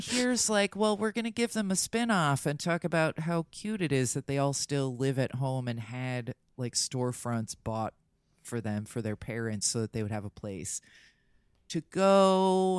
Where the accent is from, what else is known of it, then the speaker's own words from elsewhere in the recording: New Jersey, United States; I'm from Jersey